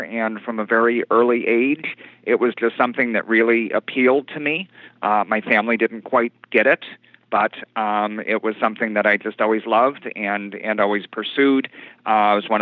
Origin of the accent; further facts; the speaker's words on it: Chicago, Illinois, United States; I've actually lived my entire life in Chicago. My family's been here for five generations. Grew up on the north side